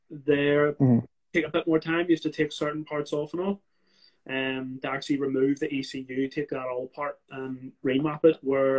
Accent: Belfast, Northern Ireland, United Kingdom; I'm from Belfast, mate.

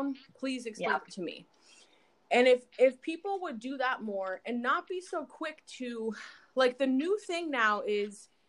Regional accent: Apple Valley, California, United States; I grew up in Apple Valley, California

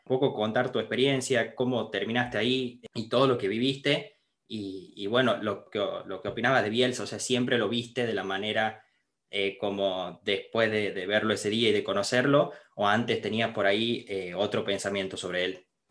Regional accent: Argentina; fue lo que sentimos todos los argentinos

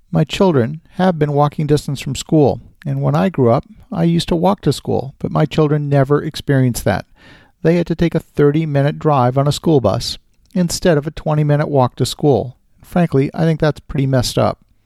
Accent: Ottawa, Ontario, Canada; my hometown of Ottawa, Canada

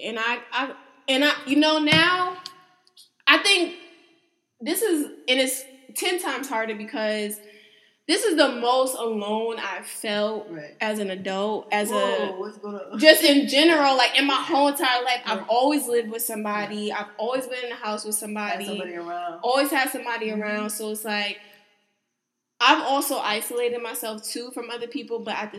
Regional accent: East Coast, United States; growing up on the East Coast, I think it's, like, also a sign of weakness.

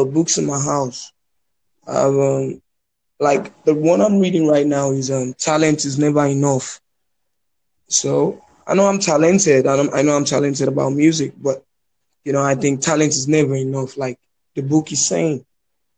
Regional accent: Lagos, Nigeria; I'm from Lagos, Nigeria.

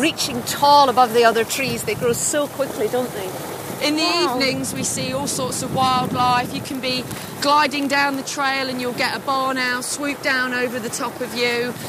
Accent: Leicester, East Midlands, United Kingdom; also born or lived in National Forest; I was born and bred in Leicester, I grew up in the National Forest

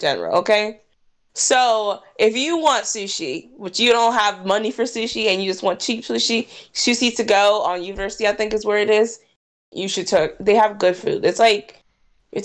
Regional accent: Jacksonville, Florida, United States; now in Gainesville, United States; I'm from Jacksonville

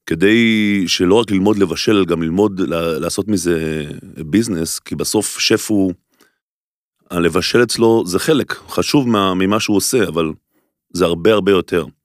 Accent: Golan Heights, Israel; now in Tel Aviv, Israel; אז אמרתי, אני אעבור לתל אביב, אנחנו במקור מרמת הגולן, מאיזה חור. אה, אז עברתי לעיר הגדולה

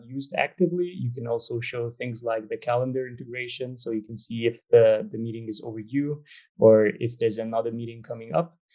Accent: Hungary; moved away; also born or lived in Copenhagen, Denmark; I'm from Hungary originally, but I lived in Denmark, in Copenhagen for quite a while

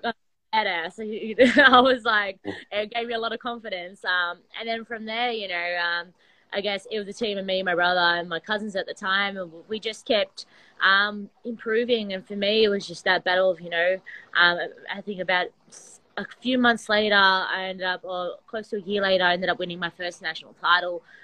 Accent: Sydney, New South Wales, Australia; I'm from Sydney, Australia, and I my background is wrestling

